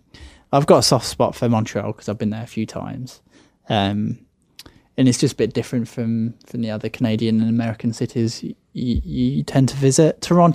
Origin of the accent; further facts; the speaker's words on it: England, United Kingdom; I'm English. I don't speak Spanish.